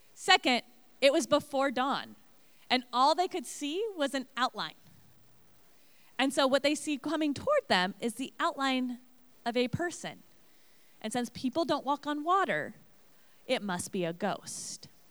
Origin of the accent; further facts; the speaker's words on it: Portland, Oregon, United States; moved away as an adult; now in Illinois, United States; I grew up out west in Portland area and moved to Illinois almost nine years ago